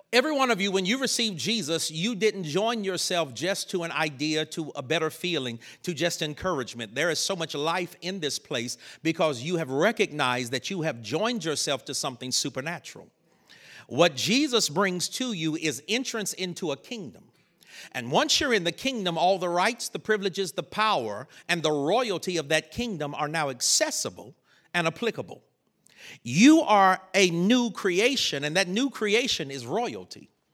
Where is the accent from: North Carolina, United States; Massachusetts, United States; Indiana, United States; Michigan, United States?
North Carolina, United States; I grew up in North Carolina